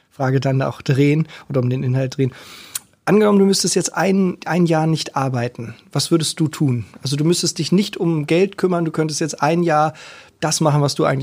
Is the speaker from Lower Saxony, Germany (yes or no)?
no; Hamburg, Germany; Alles klar, ja, ich auch.